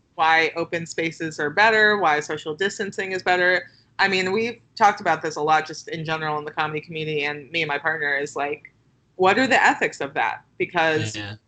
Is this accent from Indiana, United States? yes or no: no; Los Angeles, California, United States; now in Brooklyn, United States; Los Angeles, which is my hometown.